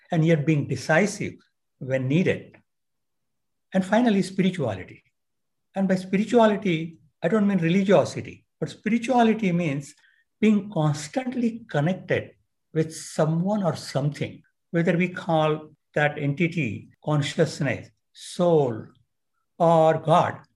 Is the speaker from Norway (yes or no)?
no; India; moved away as an adult; now in San Diego, United States; I grew up in India